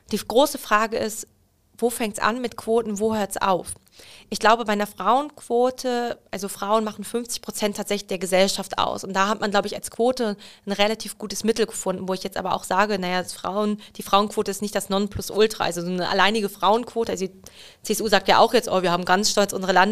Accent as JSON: {"language": "German", "town": "Hanover", "region": "Lower Saxony", "country": "Germany", "said": "Peinlich, aber. Als Hannoveranerin."}